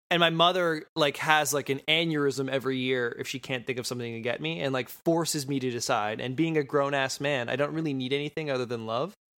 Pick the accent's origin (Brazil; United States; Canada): Canada; Sault Ste. Marie, Ontario; I'm from Sault Ste. Marie